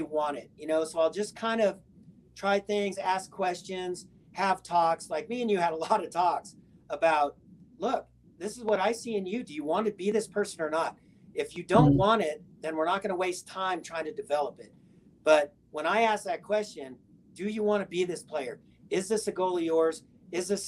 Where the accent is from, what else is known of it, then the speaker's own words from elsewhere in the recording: Southern California, United States; growing up in Southern California